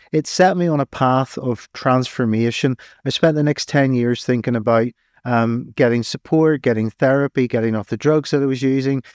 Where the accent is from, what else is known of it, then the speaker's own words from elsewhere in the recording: Northern Ireland, United Kingdom; accent: Irish; moved away as an adult; now in England; I'm Irish. Hmm. I was living on the streets at the time of the Civil War